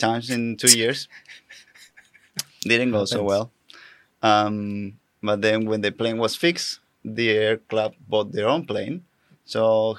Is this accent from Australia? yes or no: no; Argentina; English is a second language; We're skydivers from Argentina.